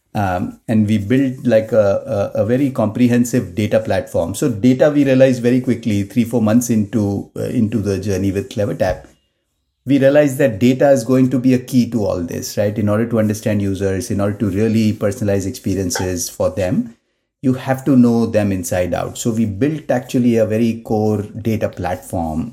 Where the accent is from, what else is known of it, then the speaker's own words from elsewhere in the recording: Mumbai, Maharashtra, India; moved away as an adult; Born and brought up in Mumbai. Uh, I did my, you know, sort of first twenty-five years of my life in Mumbai